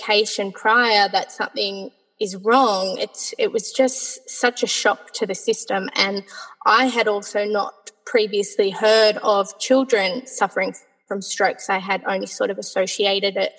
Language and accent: English; Sydney, New South Wales, Australia; I am from Sydney, Australia